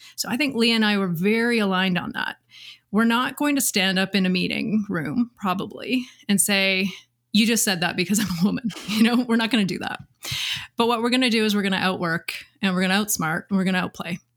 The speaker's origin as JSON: {"language": "English", "town": "Pense", "region": "Saskatchewan", "country": "Canada", "tie": "born or raised there", "said": "I'm originally from Saskatchewan, and I grew up in an agricultural community"}